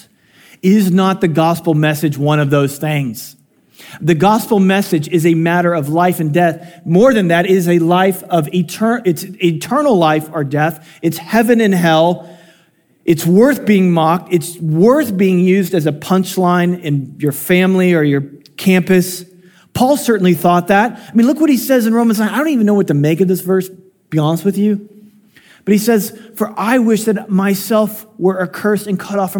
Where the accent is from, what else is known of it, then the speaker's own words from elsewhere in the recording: Illinois, United States; I was born in Illinois